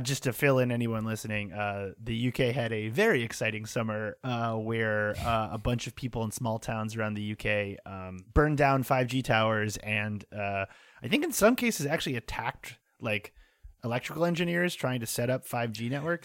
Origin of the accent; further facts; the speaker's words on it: North Shore of Massachusetts, United States; moved away as an adult; now in New York, United States; where I grew up in the North Shore of Massachusetts